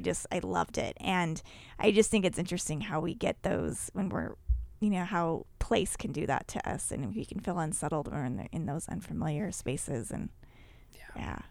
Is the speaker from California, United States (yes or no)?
no; Utah, United States; I grew up in Utah too